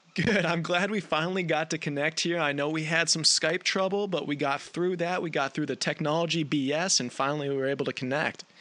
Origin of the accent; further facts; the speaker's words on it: outside of Buffalo, New York, United States; I'm actually from the other side of the border, uh, outside of Buffalo, New York